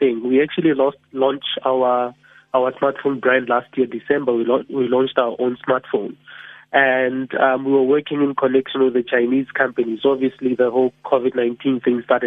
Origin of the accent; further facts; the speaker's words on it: Soshanguve, Gauteng, South Africa; I'm from Sushamguve, so I pride myself in saying that I'm a township entrepreneur.